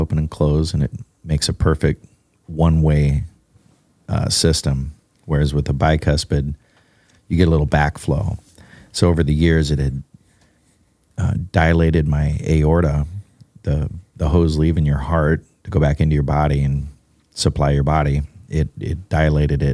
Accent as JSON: {"language": "English", "region": "Alaska", "country": "United States", "tie": "born or raised there", "moved": "yes", "said": "growing up in Alaska"}